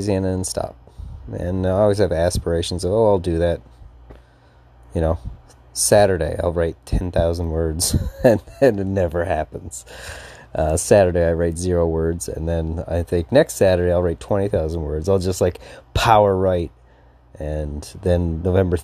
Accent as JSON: {"language": "English", "region": "Newfoundland and Labrador", "country": "Canada", "said": "I'm from Newfoundland"}